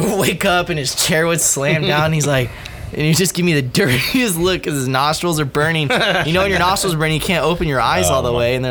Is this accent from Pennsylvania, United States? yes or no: no; San Bernardino, California, United States; I grew up in San Bernardino.